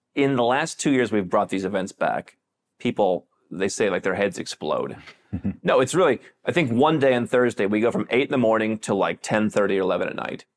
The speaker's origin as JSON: {"language": "English", "country": "United States", "moved": "as an adult", "said": "if I'm American"}